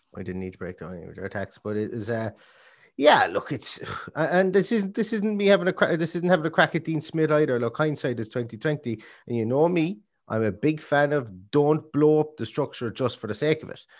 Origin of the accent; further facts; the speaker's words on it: Ireland; we're Irish